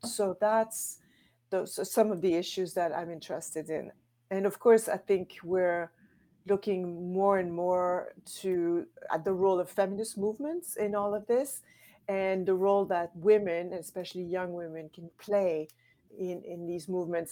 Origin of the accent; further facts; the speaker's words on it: Quebec City, Quebec, Canada; I'm from Canada, from Quebec City